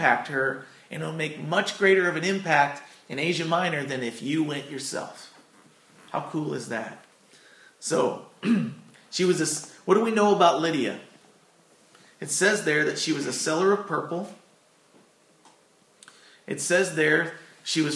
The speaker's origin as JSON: {"language": "English", "town": "Doe Run", "region": "Missouri", "country": "United States", "tie": "born or raised there", "also_born_or_lived": "Chicago, Illinois / Farmington, Missouri", "lives_now": "Arcadia Valley, United States", "said": "I'm kind of a transplant. I consider being from here."}